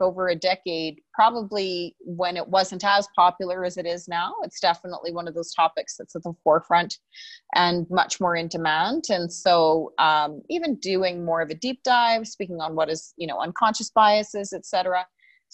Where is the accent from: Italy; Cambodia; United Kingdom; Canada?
Canada; Calgary, Alberta; And I was born here, born and raised in Canada.